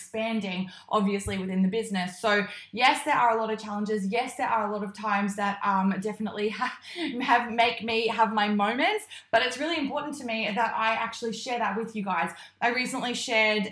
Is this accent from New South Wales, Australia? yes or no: no; Queensland, Australia; now in Melbourne, Australia; I am originally from Queensland, I'm not from this high up. And so I have definitely acclimatized to the Melbourne weather